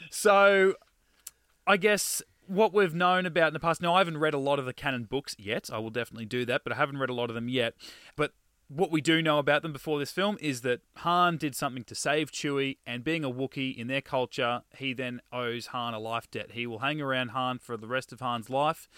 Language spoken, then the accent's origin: English; Australia; we're Australian